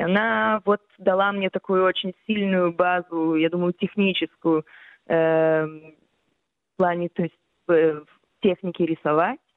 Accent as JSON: {"language": "Russian", "country": "Israel", "tie": "born or raised there", "first_language": "Russian", "said": "у меня как бы мой первый язык все равно как бы был русский, mm-hmm. и хоть я чуть-чуть иврита знала"}